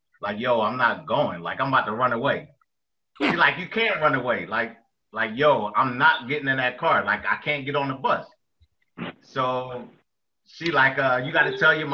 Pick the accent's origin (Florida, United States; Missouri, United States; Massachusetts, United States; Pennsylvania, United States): Pennsylvania, United States; Philadelphia; I'm from Philly, so we had the school buses